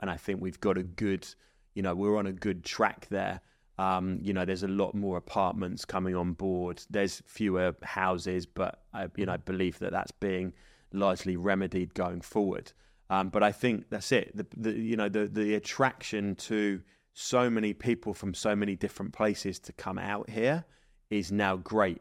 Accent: England, United Kingdom; now in Dubai, United Arab Emirates; as English people

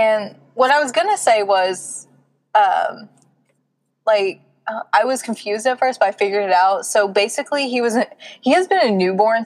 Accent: the South, Southern United States, United States; accent: southern; my southern accent just comes out.

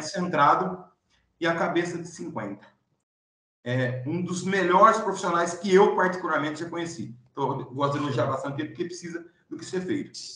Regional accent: Pirassununga, São Paulo, Brazil; also born or lived in Santarém, Pará; Hoje eu estou em Pirassununga, São Paulo, minha terra natal

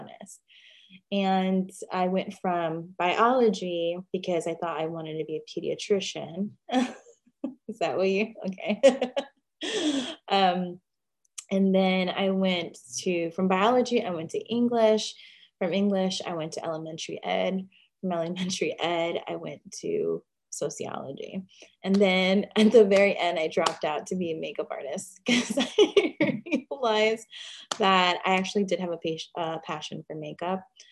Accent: Chicago, Illinois, United States; also born or lived in Pilsen, Chicago; I grew up in Chicago. Chicago is my hometown.

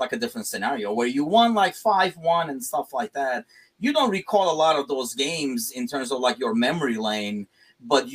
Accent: Turkey; moved away; I'm originally from Turkey

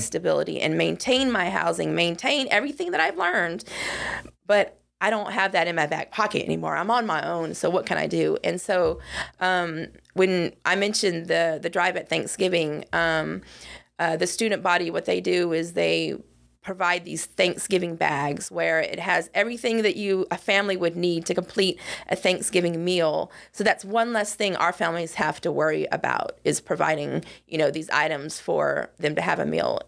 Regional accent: West Coast, United States; moved away as an adult; I hail from the West Coast

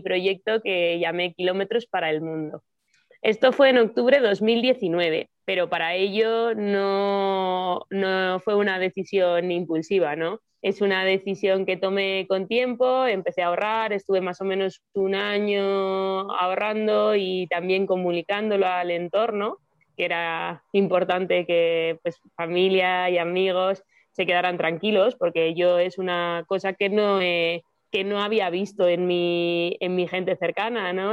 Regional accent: Madrid, Community of Madrid, Spain; moved away; yo soy de Madrid

